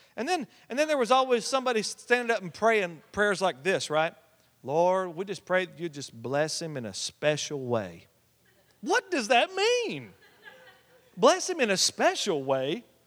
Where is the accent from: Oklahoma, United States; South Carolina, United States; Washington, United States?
Oklahoma, United States; we came from the buckle of the Bible Belt